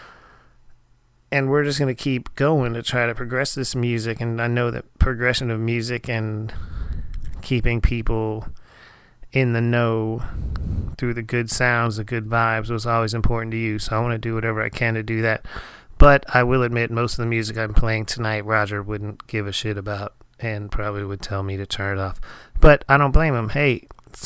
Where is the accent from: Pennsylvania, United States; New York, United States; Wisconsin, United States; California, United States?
Pennsylvania, United States; Erie; now in Texas, United States; I am now currently staying up in my hometown. I'm in my teenage bedroom right now, actually, in Erie, Pennsylvania.